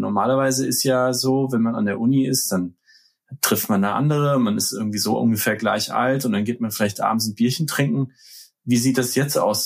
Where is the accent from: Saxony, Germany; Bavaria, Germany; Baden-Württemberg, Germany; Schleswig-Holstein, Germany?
Bavaria, Germany; Nuremberg; now in New York, United States; in meiner Heimatstadt in Nürnberg